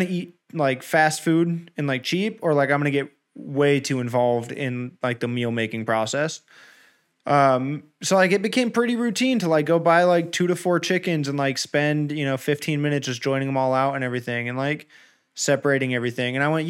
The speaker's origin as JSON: {"language": "English", "region": "Southern California", "country": "United States", "tie": "born or raised there", "lives_now": "Northern California, United States", "said": "being born and raised in Southern California"}